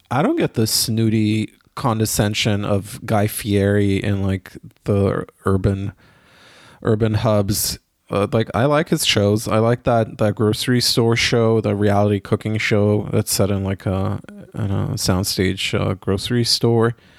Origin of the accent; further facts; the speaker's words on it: Israel; now in Germany; I grew up in Israel